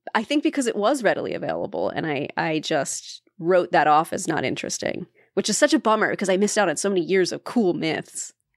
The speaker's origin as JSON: {"language": "English", "region": "Appalachia", "country": "United States", "tie": "born or raised there", "said": "we grew up near Appalachia"}